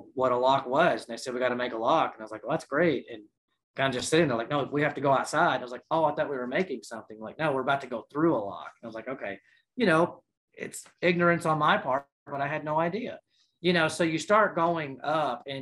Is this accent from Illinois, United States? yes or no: no; Stewart County, Tennessee, United States; also born or lived in San Antonio, Texas; I grew up around Stewart County where you have Tennessee and the Cumberland River.